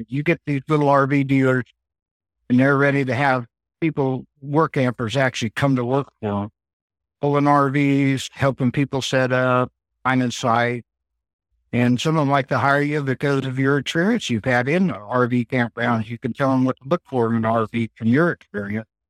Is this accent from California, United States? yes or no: yes; Bakersfield, California, United States; moved away; I was born in Bakersfield, California, and I was a photographer